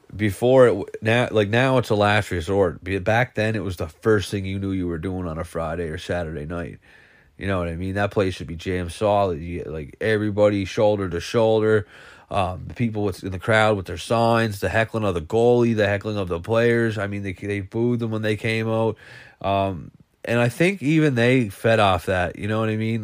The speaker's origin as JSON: {"language": "English", "area": "Cape Breton", "region": "Nova Scotia", "country": "Canada", "also_born_or_lived": "Alberta", "said": "I'm from Cape Breton, but I work in Alberta"}